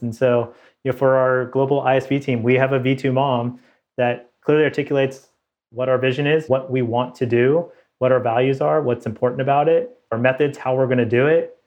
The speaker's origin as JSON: {"language": "English", "area": "Bay Area", "region": "California", "country": "United States", "tie": "born or raised there", "also_born_or_lived": "Davis, California / Toronto, Canada", "moved": "as an adult", "said": "I grew up in the Bay Area"}